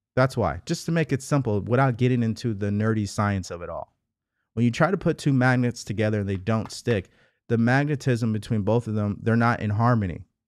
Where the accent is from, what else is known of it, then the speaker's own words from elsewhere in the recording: California, United States; also born or lived in Houston, Texas; I'm from California